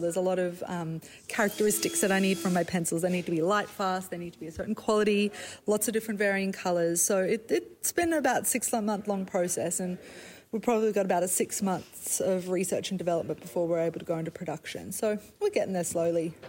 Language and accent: English; Brisbane, Queensland, Australia; accent: Australian; moved away as an adult; also born or lived in South Africa; now in New York, United States; I was actually born in South Africa, so I'm South African. Oh. And then ah. our family moved to Australia. So I call myself an Aussie